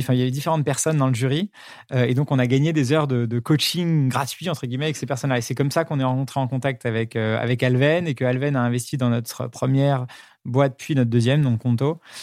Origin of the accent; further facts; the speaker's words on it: Paris, Île-de-France, France; C'était un, un, collège à Paris qui s'appelle l'École Alsacienne